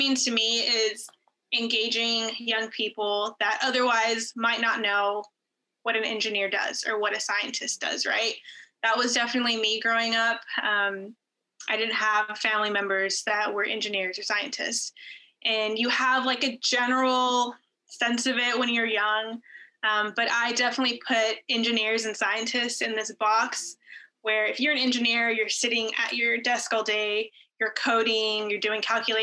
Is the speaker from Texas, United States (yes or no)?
yes; El Paso, Texas, United States; now in Houston, United States; growing up in El Paso to eventually like following my dream, working as a flight controller here at JSC.